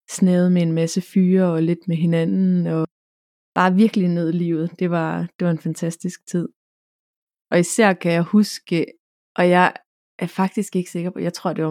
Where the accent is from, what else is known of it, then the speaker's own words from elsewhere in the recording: Karleby, Zealand, Denmark; Jeg er født og opvokset nede på Falster, en lille flække, der hedder Karleby, hvor jeg boede i en, levede i en kernefamilie og gik i folkeskole.